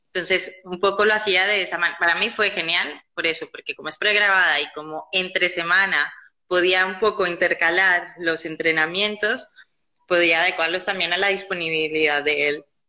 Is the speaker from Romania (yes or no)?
no; Colombia; moved away as an adult; now in Barcelona, Spain; yo soy colombiana, ¿vale? Eh, estoy aquí en Barcelona ya hace 10 años